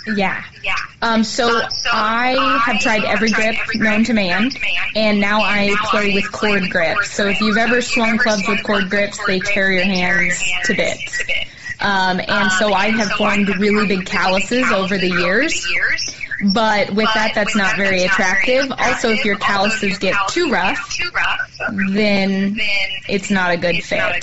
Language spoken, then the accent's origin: English; California, United States; moved away as an adult; now in Phoenix, United States; I am from California, California, and I went to Pepperdine, Pepperdine for college